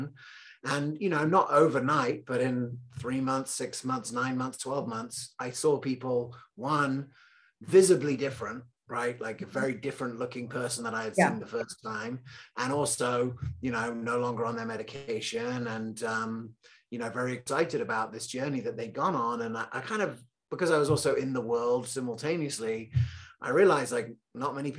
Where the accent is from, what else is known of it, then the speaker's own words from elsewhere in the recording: England, United Kingdom; also born or lived in Loveland, Colorado; I was born in Loveland, Colorado, randomly. And I grew up in England